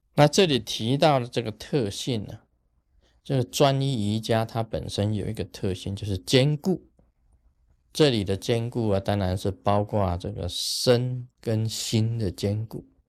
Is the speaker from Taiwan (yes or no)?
yes; Taiwan; 我们台湾话讲下消啊，下消